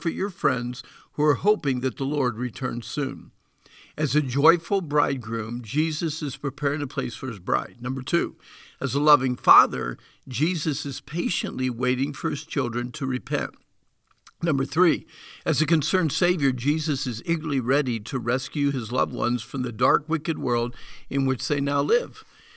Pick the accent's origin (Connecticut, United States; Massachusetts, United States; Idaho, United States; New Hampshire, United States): New Hampshire, United States; Deering; my first response to you would probably be Deering, New Hampshire.